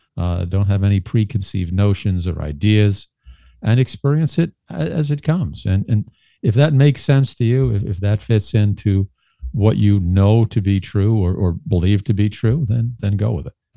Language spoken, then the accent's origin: English; New York City, New York, United States; growing up in Brooklyn, uh, growing and raised